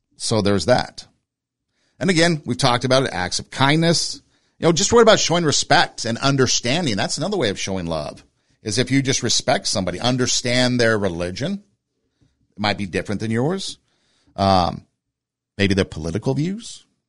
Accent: Southern California, United States; moved away as an adult; also born or lived in Iowa; I grew up in Southern California, so snow was pretty foreign to me.

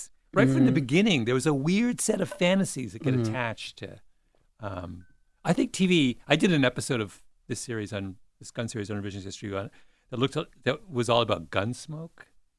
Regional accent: Canada; now in United States; I can't answer that question because I grew up in Canada and we're... There's no guns.

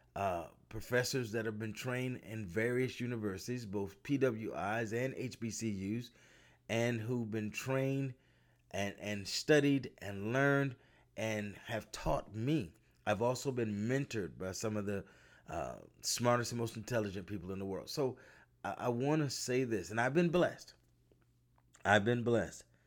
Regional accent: United States; a young black man growing up in America

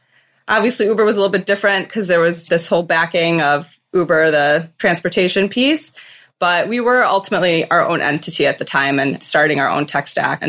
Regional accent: just outside of Detroit, Michigan, United States; moved away as an adult; also born or lived in Chicago / San Francisco area; now in San Francisco, United States; I grew up just outside of Detroit. I'm a Michigan State Spartan.

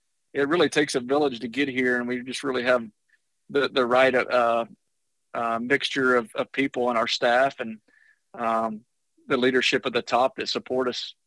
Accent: Jacksonville, Texas, United States; also born or lived in Galveston, Texas / Tyler, Texas; we moved to East Texas when I was in third grade. I was born in Galveston

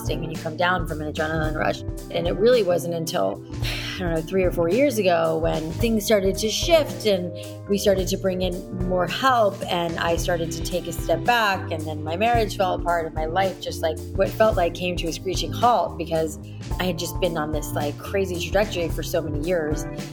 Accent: South Florida, United States; I grew up in South Florida where, you know, the humidity was not my friend

